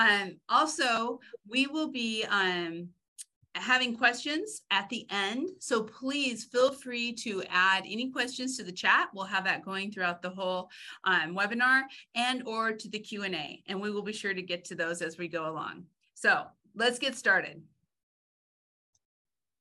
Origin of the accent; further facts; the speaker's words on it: Oregon, United States; I'm from Oregon